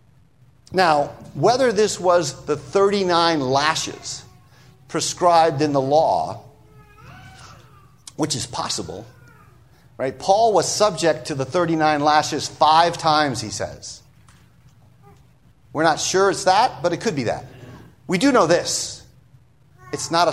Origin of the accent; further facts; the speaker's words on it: United States; being an American